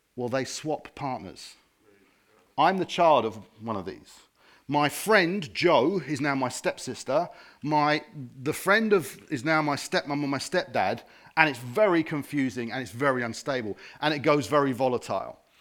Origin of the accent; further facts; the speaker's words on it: Harrow, London, United Kingdom; now in Watford, United Kingdom; I wasn't born here. I'm from Harrow